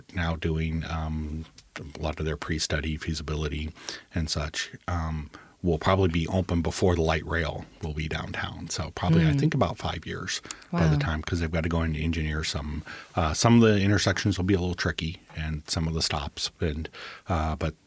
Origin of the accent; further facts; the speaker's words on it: Nebraska, United States; now in Pierce County, Washington, United States; the area I grew up in Nebraska